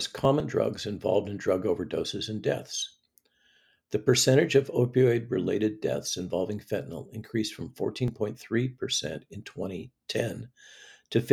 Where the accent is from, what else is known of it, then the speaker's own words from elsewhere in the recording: California, United States; I am from California